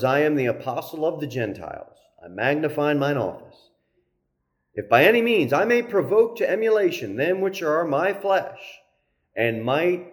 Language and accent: English; United States; as American Christians